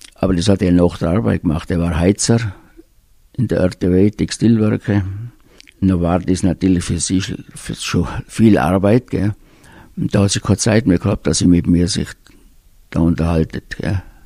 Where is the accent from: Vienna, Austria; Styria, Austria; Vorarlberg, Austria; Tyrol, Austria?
Tyrol, Austria; Höfen; ich bin aufgewachsen in Höfen bei Reute